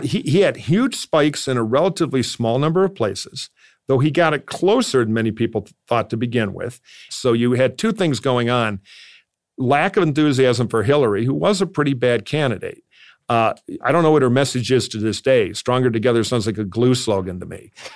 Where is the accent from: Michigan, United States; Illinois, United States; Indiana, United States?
Michigan, United States; Detroit; moved away as an adult; I'm from Detroit. I'm from a political family of Democrats.